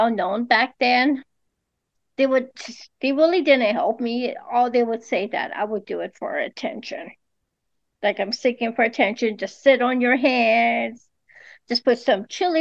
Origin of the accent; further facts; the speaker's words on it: Los Angeles, California, United States; I'm from California, Los Angeles